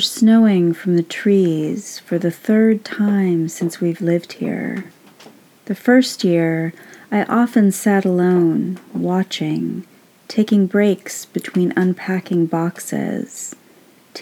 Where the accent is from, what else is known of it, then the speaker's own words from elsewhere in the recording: California, United States; now in Ireland; I'm originally from California, but now live in Ireland